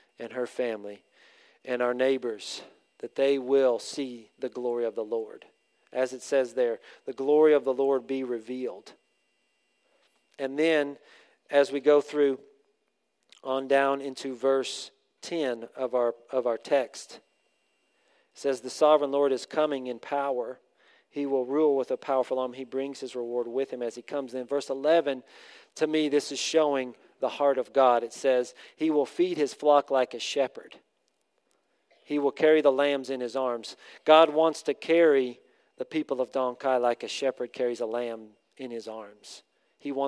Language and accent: English; United States; also born or lived in Thailand; we're from America